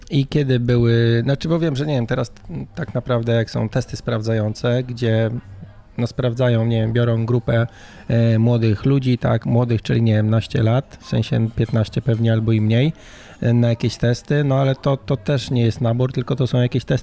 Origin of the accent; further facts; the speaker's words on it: Warsaw, Masovian Voivodeship, Poland; moved away as an adult; now in Rumia, Poland; z Warszawy.